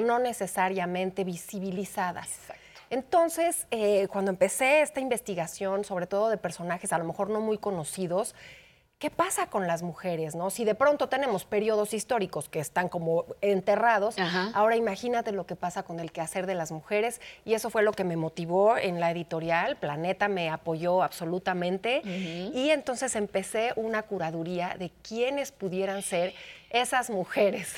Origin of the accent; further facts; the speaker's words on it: Mexico; cómo somos los mexicanos, las mexicanas